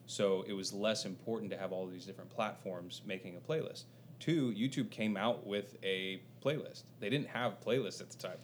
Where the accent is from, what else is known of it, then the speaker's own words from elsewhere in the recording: Covina, California, United States; born in uh, suburbs of LA, uh, about 20 miles east of LA, in a little city called Covina